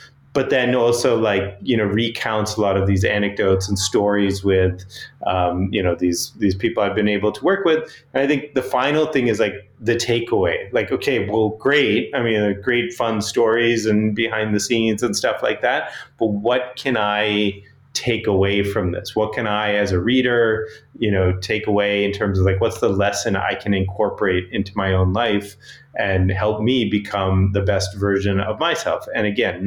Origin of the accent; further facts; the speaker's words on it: Boston, Massachusetts, United States; I grew up in Boston, Massachusetts